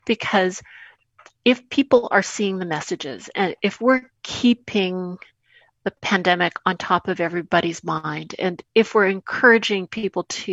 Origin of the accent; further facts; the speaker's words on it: Winnipeg, Manitoba, Canada; my hometown, Winnipeg, and my home province of Manitoba